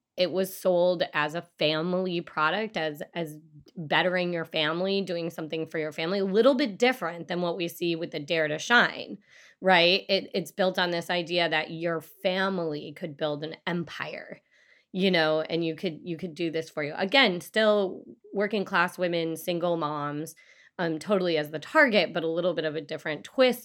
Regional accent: Michigan, United States; I grew up in Michigan

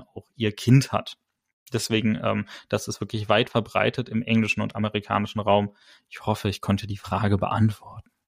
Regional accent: Germany; wir als Deutsche

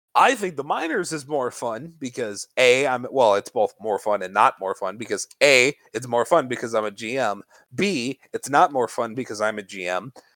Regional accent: Chicagoland area, Illinois, United States; I'm from the Chicagoland area

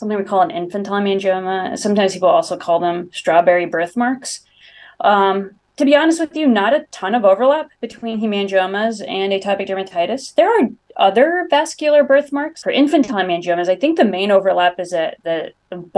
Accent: Bay Area, California, United States; moved away as an adult; now in Rochester, United States; I'm originally a Californian from the Bay Area, came out to Mayo

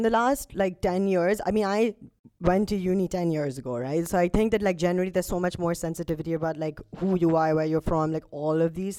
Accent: Karachi, Sindh, Pakistan; moved away as an adult; now in United Kingdom; I grew up in Karachi, right? Like up until 18, then I came back here when I was for uni.

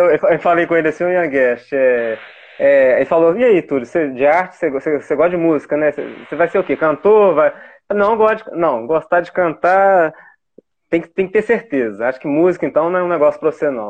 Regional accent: Itabirito, Minas Gerais, Brazil; now in Ouro Preto, Brazil; Eu sou daqui, né, de Ouro Preto. Morei quase a vida é. inteira em Itabirito

